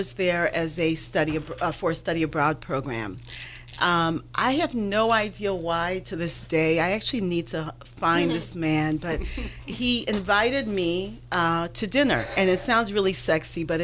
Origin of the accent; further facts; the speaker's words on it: Haiti; moved away; I grew up in Haiti